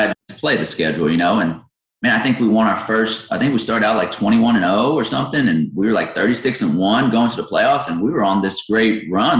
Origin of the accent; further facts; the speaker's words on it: Victoria, Texas, United States; also born or lived in Yorktown, Texas; I grew up in Victoria. I was born and raised there.